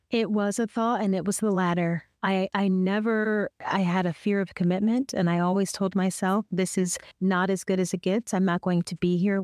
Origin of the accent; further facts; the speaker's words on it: Detroit, Michigan, United States; moved away as an adult; also born or lived in Youngstown, Ohio; Detroit, Michigan, my hometown